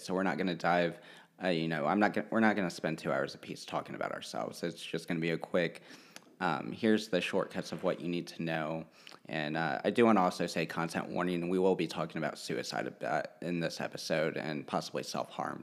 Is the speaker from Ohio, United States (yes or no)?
yes; Hamilton, Ohio, United States; also born or lived in Russia; we grew up in Cincinnati or Hamilton, Ohio for the first sixteen years of my life